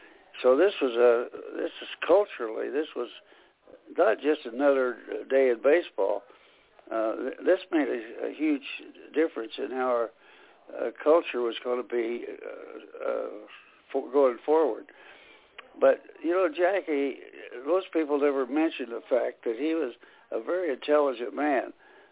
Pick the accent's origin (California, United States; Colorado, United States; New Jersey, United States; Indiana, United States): Indiana, United States; here in Indiana, my home state